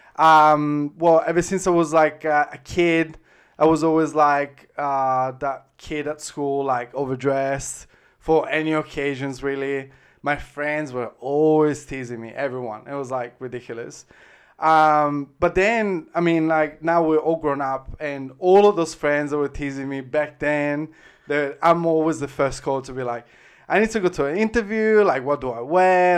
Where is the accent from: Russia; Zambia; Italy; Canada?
Italy; Florence, Tuscany; accent: Tuscan, Florentine; English is a second language; moved away as an adult; now in Brisbane, Australia; I grew up in Italy